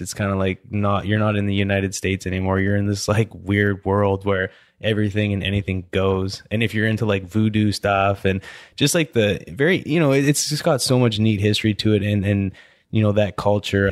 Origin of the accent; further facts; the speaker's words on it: Canada; moved away as an adult; also born or lived in Pittsburgh / Louisiana; I'm from Canada